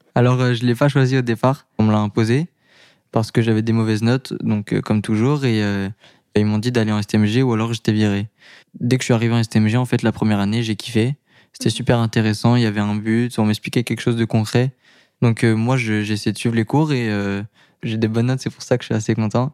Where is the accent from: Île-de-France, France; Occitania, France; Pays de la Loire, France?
Île-de-France, France; Paris; je suis de Paris